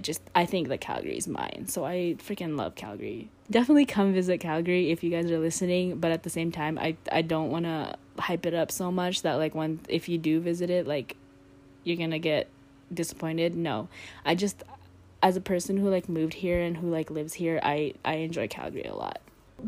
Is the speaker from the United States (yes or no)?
no; Philippines; moved away; also born or lived in Canada; But I grew up in the Philippines, so I've been to the Philippines, and then obviously in Canada and the States.